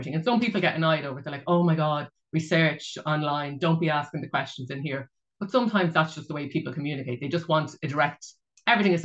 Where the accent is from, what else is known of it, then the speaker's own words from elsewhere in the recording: Ireland; I'm from Ireland and a Roman Catholic